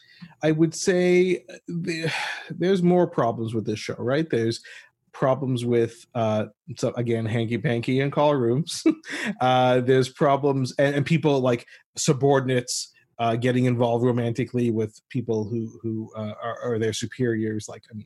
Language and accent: English; Ottawa, Ontario, Canada; she's from my hometown of Ottawa, Canada.